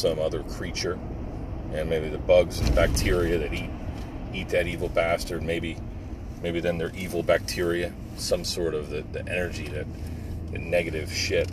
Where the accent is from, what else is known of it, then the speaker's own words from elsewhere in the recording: New Jersey, United States; moved away as an adult; now in Pennsylvania, United States; I grew up in Jersey